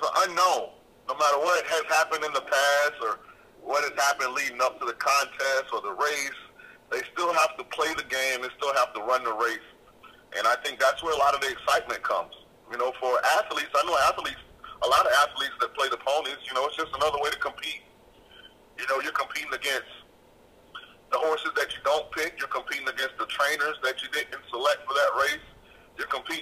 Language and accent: English; St. Petersburg, Florida, United States; I'm from Central Florida. I'm actually from St. Petersburg. I lived my life in the Bay Area